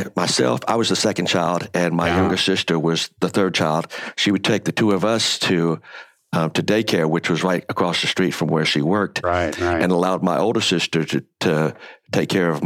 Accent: Lexington, North Carolina, United States; also born or lived in Winston-Salem, North Carolina; I grew up in North Carolina, primarily in Lexington, Winston-Salem area.

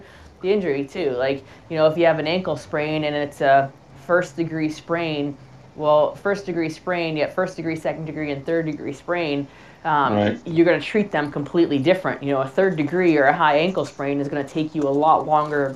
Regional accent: Boston, Massachusetts, United States; I'm from Boston, so talk too fast and too much

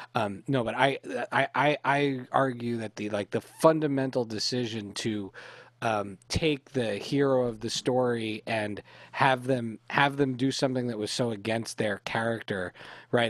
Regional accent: Canada; Lily, Becky, and I were raised in Canada

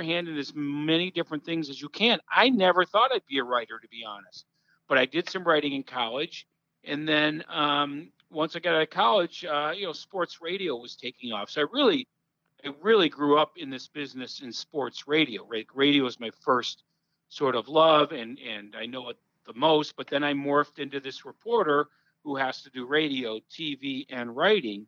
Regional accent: Northbrook, Illinois, United States; I grew up in Northbrook, North Shore.

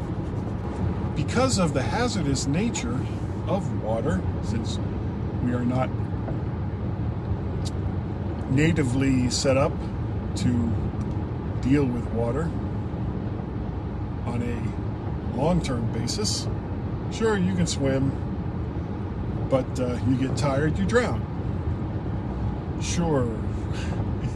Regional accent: South Florida, United States; when I was a small boy growing up in South Florida

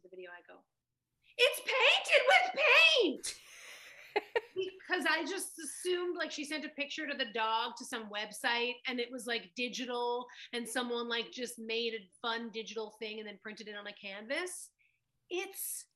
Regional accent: New York, United States; growing up in New York in the 90s

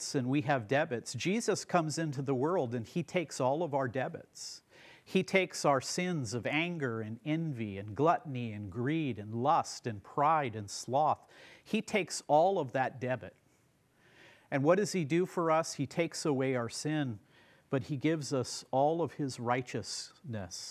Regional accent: United States; as an American

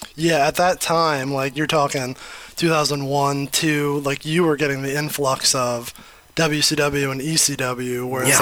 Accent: New York, United States; now in Detroit, United States; I'm also originally from New York. Um, been in Detroit for 30 years

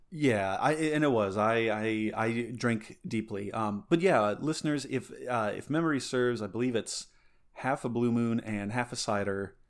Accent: Alamosa, Colorado, United States; growing up in Alamosa

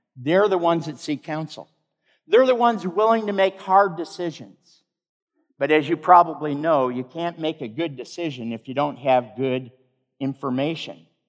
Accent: Michigan, United States; Not far from the home where I grew up in Michigan

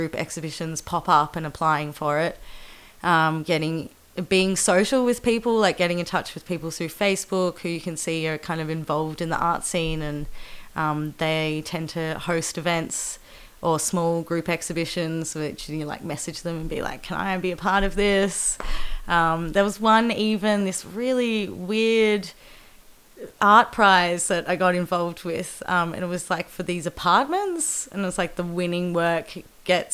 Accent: Torquay, Victoria, Australia; now in Geelong, Australia; I grew up in Torquay

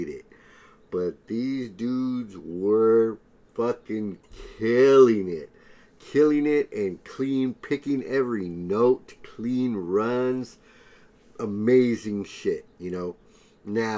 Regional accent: San Diego, California, United States; growing up in San Diego

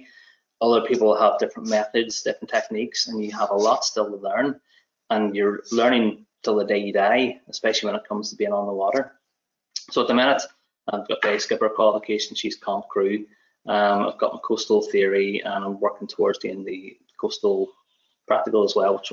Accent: Belfast, Northern Ireland, United Kingdom; moved away as an adult; now in Scotland, United Kingdom; I'm from Belfast originally, as you can probably tell, but I've been living over here in Scotland since 2012

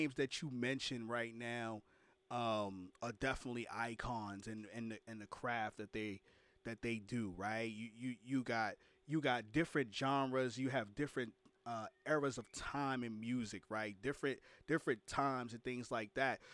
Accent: New York City, New York, United States; now in Florida, United States; I'm from Brooklyn, New York, so I travel from Brooklyn all the way up, you know, and now I live in Florida

